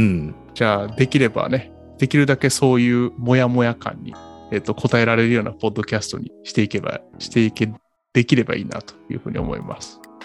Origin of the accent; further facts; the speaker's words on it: southern Kyoto, Japan; moved away; 僕も京都の南の方だって、まあ、ほぼ奈良に近かったので出身が